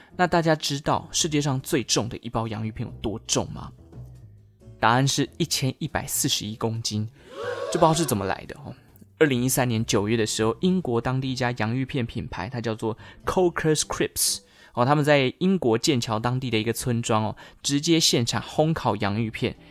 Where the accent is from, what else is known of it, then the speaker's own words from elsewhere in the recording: Taichung, Taiwan; 我家乡啦，台中，中台湾